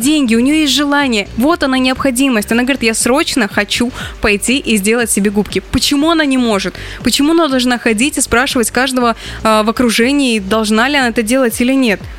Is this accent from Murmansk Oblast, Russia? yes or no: no; Caucasian Mineral Waters, Stavropol Krai, Russia; moved away; я росла в, на Кавказских минеральных водах